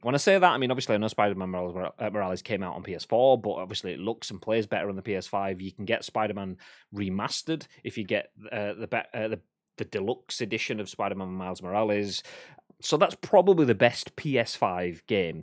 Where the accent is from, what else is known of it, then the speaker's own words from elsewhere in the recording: Yorkshire and the Humber, United Kingdom; I'm a Yorkshireman, uh, and a Northerman, which is the same sort of thing